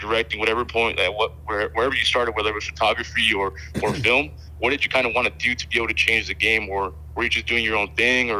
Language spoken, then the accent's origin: English; Pomona, California, United States; I'm out from Pomona, California.